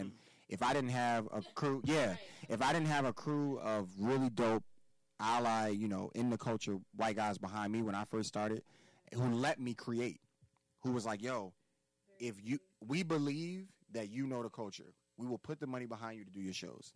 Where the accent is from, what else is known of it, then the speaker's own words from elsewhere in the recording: United States; We are American born Africans